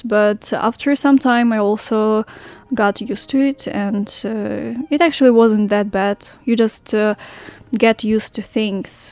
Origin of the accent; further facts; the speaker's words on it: Ukraine; moved away as an adult; now in Hualien, Taiwan; I am from Ukraine and uh, I came to Hualien, to Taiwan, almost uh, three months ago